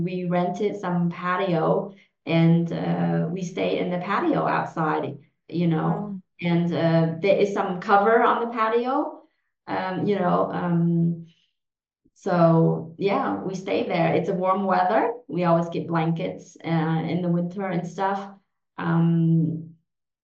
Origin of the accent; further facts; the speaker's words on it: Houston, Texas, United States; English is a second language; moved away as an adult; also born or lived in Vietnam / Germany; now in Switzerland; I grew up in Houston, Texas